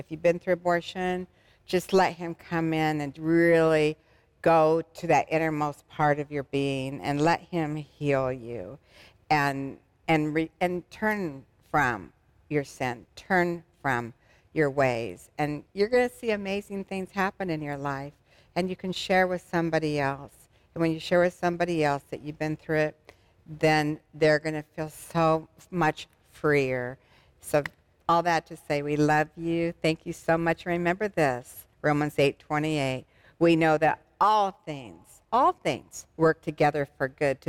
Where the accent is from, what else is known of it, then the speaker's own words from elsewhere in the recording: Arizona, United States; My home state's Arizona